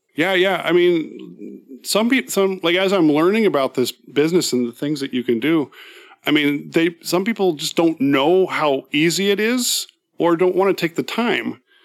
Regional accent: San Francisco Bay Area, California, United States; moved away as an adult; now in Seattle, United States; I grew up in the San Francisco Bay Area.

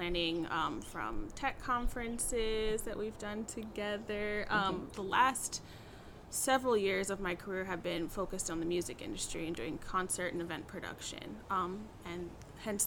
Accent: Oakland, California, United States; also born or lived in San Francisco, California; I grew up here in the Bay Area. I grew up in Oakland, California. I was born in Oakland, California

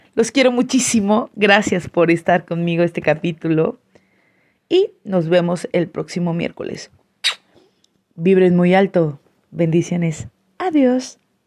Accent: San Cristóbal de las Casas, Chiapas, Mexico; soy una chiapaneca orgullosa, san cristobalense, coletos nos dicen por acá

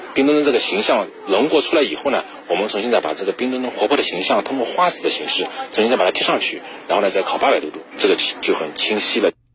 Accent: Nanjing, Jiangsu, China; now in Guangzhou, China; 我是土生土长的南京人

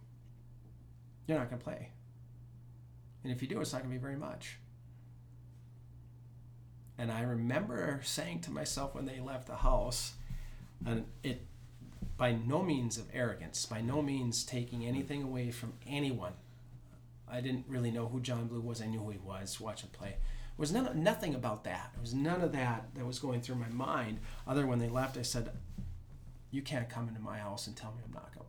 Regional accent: Duluth, Minnesota, United States; I grew up in Duluth

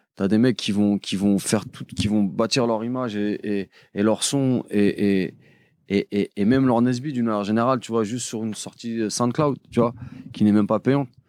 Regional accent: Paris, Île-de-France, France; je suis de Paris

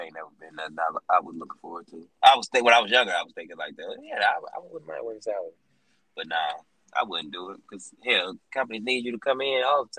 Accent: St. Louis, Missouri, United States; I'm from St. Louis, Missouri. I grew up in Baton with AJ.

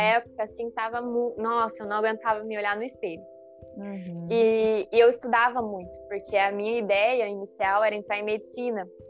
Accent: Curitiba, Paraná, Brazil; moved away as an adult; now in Criciúma, Brazil; eu sou de Curitiba uhum. e eu uhum. tô aqui em Criciúma um ano e meio.

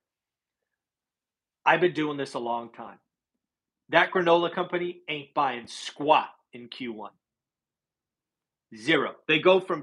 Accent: California, United States; I'm from California

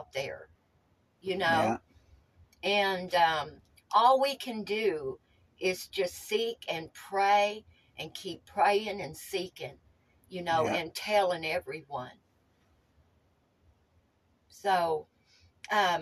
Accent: Tennessee, United States; growing up in Tennessee in the mountains

